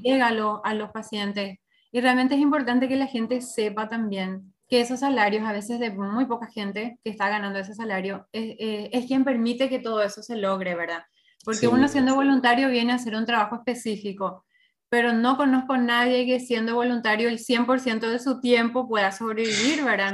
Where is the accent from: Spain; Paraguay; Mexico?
Paraguay